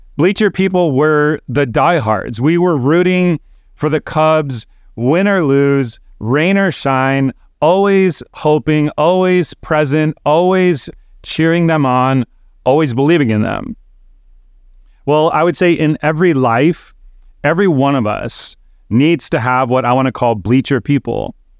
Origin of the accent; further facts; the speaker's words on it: Chicago, Illinois, United States; I grew up in Chicago, attending Cub games at Wrigley Field when I was a kid.